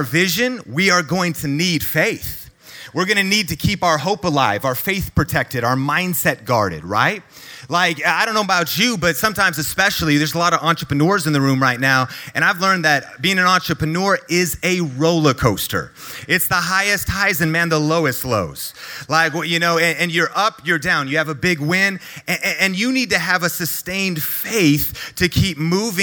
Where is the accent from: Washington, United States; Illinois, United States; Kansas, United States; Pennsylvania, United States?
Washington, United States; Marysville; back when I was growing up in Marysville, Washington. That's an hour north of Seattle, Washington